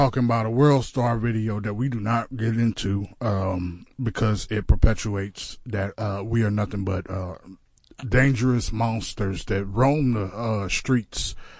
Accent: Navasota, Texas, United States; I am from Navasota.

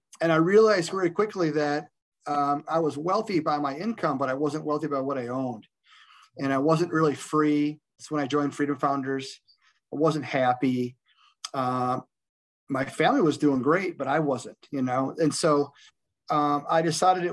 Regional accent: Michigan, United States; also born or lived in Fenton, Michigan; I ended up going back to my roots, and I worked for a little bit in my hometown, and then I found a great place just south of that in Fenton, Michigan

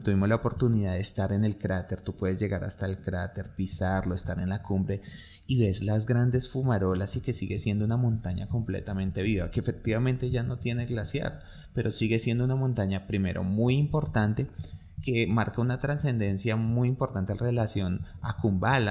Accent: Colombia; nosotros como colombianos

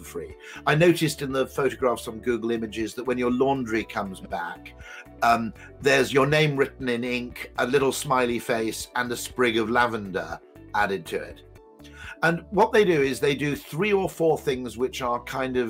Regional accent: United Kingdom; I'm a Brit

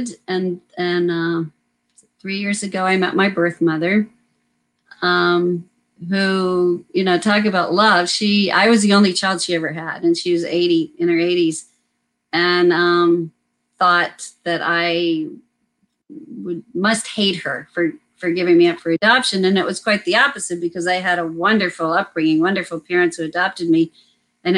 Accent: United States; moved away as an adult; now in California, United States; I grew up right outside of Washington, D.C.

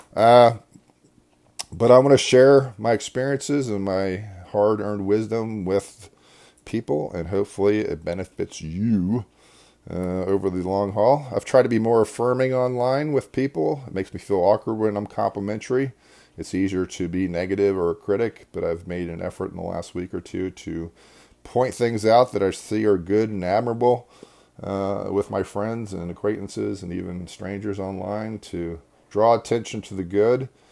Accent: Devon, Pennsylvania, United States; I actually grew up in Devon, which is right next to, uh, Berwyn

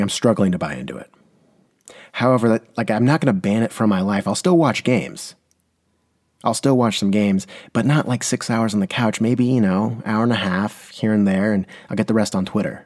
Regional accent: San Diego, California, United States; I'm from San Diego.

